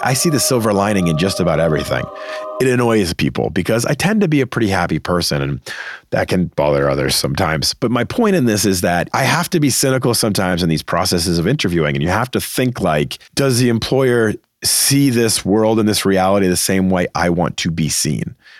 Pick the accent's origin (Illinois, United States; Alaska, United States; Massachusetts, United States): Massachusetts, United States; Boston; moved away; always wanted to work back in my hometown market of Boston